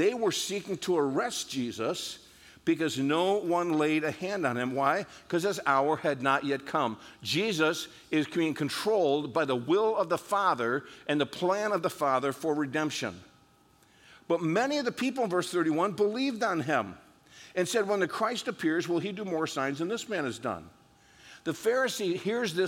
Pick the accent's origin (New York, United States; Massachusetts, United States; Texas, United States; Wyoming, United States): New York, United States; upstate; also born or lived in South Norwalk, Connecticut; I was raised in upstate New York